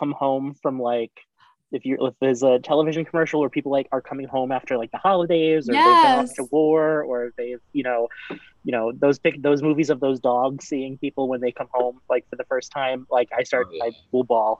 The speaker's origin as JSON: {"language": "English", "region": "Rhode Island", "country": "United States", "tie": "born or raised there", "said": "I was born and raised here in Rhode Island, so I am a local yokel"}